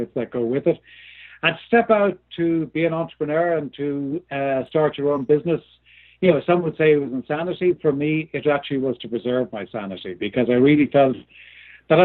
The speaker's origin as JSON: {"language": "English", "country": "Ireland", "tie": "born or raised there", "moved": "yes", "said": "I was born and lived in Ireland for many years. There's probably a bit of a hint there by both my accent"}